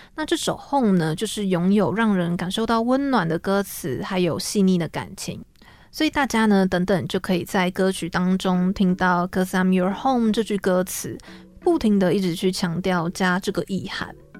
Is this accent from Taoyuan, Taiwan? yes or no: yes; Taoyuan, Taiwan; now in Taipei, Taiwan; 其实，嗯，我是桃园人嘛